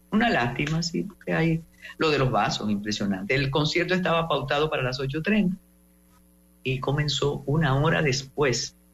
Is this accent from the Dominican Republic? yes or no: yes; Dominican Republic; Usted que sabe lo que es frío y sabe lo que somos eh, los dominicanos y las dominicanas